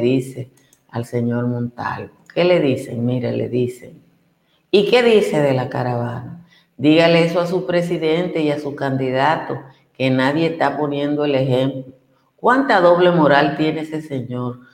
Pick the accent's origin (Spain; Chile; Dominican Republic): Dominican Republic; Nizao, Peravia; de mi pueblo, que está a dos horas de San Juan